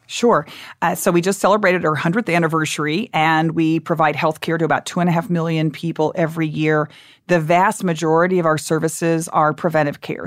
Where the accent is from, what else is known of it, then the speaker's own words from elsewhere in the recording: Dallas, Texas, United States; also born or lived in Austin, Texas; I grew up in Dallas, and my parents at that, in that era were against everything